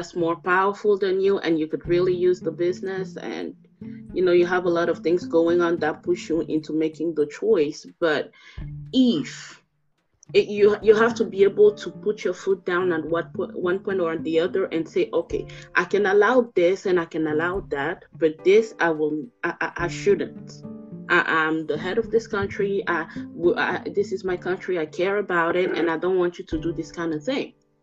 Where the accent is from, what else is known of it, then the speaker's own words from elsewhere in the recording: Togo; My country, I'm from Togo, like I mentioned before, in West Africa